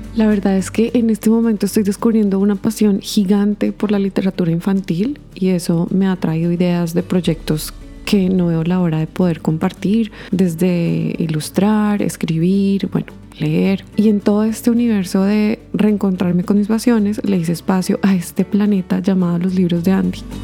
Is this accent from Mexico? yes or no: no; Colombia; moved away as an adult; also born or lived in Bogotá; now in Canada; soy una colombiana radicada en Canadá ya hace más de 10 años